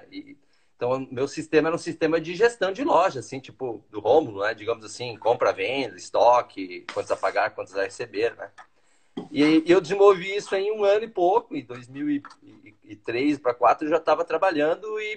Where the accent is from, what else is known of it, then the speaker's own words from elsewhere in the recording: Teutônia, Rio Grande do Sul, Brazil; eu sou de Teutônia, né? Eu sou, como fala, eu sou alemãozinho de Teutônia, né? Então, lá do interiorzinho